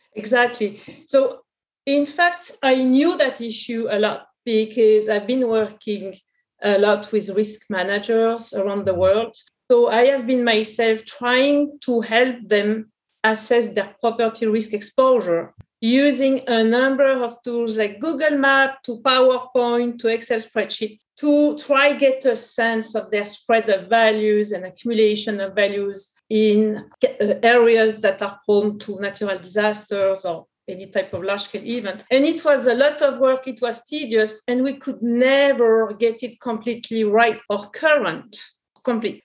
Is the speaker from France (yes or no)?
yes; France; accent: French; English is a second language; also born or lived in New York / Porto / Sao Paulo; In France, you can imagine from my accent